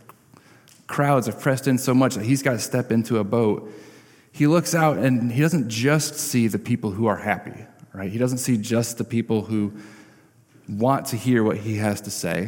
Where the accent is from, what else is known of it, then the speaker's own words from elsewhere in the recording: Parchment, Michigan, United States; I grew up in Parchment